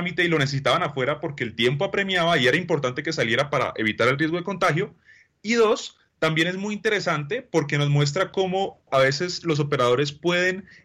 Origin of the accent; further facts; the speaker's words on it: Colombia; pues nos queda extremadamente clara cuál debe ser la visión que tenemos como sociedad y como colombianos cuando analizamos la concepción de soluciones para solucionar el problema carcelario.